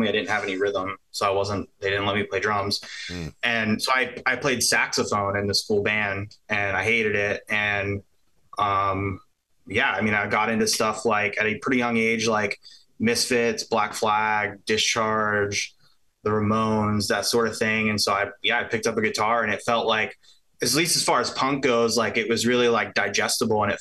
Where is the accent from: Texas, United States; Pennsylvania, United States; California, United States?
Pennsylvania, United States; Pittsburgh area; The area I grew up was like, so I'm from Pittsburgh. I'm from like half an hour south of the city.